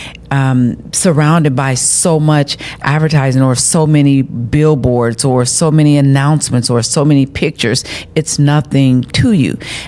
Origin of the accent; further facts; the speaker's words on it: Chicago, Illinois, United States; I'm from Chicago, downtown Chicago.